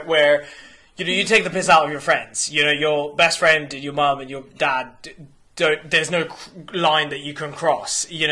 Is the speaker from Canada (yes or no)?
no; Iran; I was born in Iran